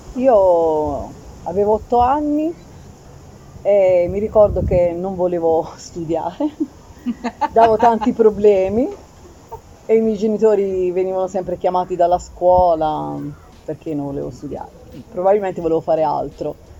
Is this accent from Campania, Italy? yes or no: no; Apulia, Italy; sono anche pugliese